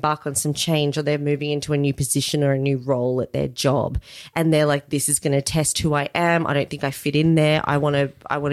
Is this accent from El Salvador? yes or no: no; Australia; we're not those kind of Aussies